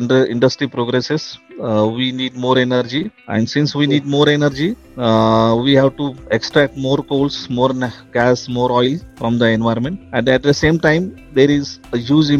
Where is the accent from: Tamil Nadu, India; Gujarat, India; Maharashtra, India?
Maharashtra, India; Mumbai; also born or lived in Nanded; I just born and brought up in Bandra East, which is a suburb of Mumbai